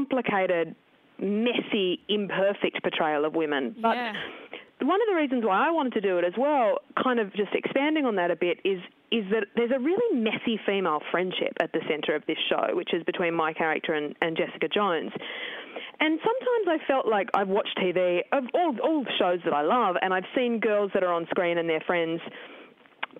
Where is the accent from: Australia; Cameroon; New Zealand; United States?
Australia; Tasmania; I grew up in Tasmania in the 80s and 90s